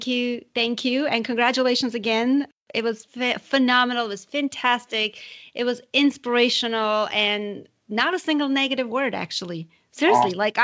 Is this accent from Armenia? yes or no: yes; Armenia; now in United States; I'm from Armenia originally, and I kind of grew up like that too